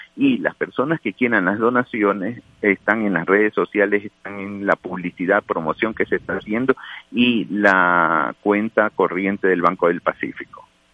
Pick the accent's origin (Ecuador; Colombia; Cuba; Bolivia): Ecuador; como ecuatoriano